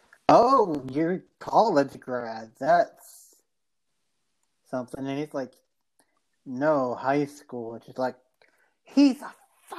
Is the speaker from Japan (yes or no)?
yes; Japan; I grew up in Japan, and over there, a lot of the military community and all that move out every 3 years.